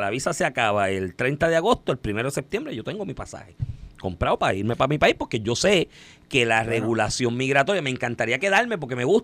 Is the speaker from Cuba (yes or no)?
yes; Cuba; moved away; Y yo soy cubano y vine aquí a trabajar y trabajo todos los días, 6